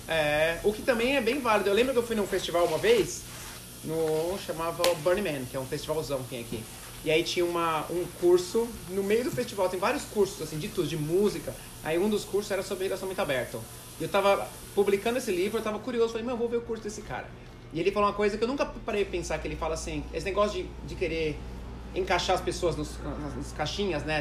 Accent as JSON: {"language": "Portuguese", "country": "Brazil", "said": "por ser brasileiro"}